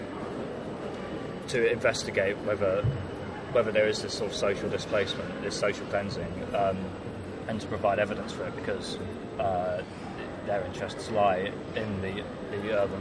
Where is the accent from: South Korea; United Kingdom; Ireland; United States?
United Kingdom; London; also born or lived in Tooting, London / Croydon / Sutton / Wandsworth; I grew up in Streatham. Wonderful city within a city. I was born in St George's Hospital in Tooting